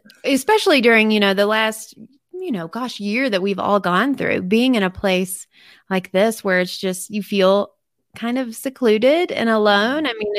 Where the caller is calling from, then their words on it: Montana, United States; I'm actually in Montana.